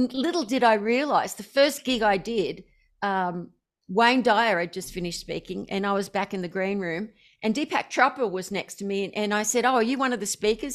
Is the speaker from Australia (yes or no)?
yes; Australia; I'm obviously Australian.